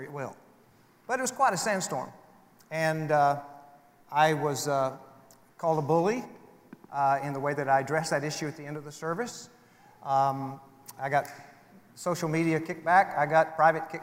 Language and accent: English; United States; I hold personal values that I prefer as an American citizen